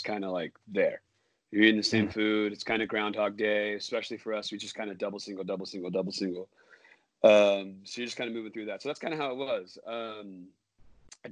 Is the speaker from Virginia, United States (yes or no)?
no; Orange County, California, United States; now in Bay Area, United States; I'm from Orange County